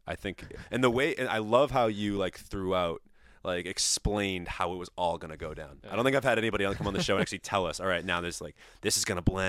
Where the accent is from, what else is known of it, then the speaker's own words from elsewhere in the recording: Italy; Especially me, the Italian, talking with his hands all the time.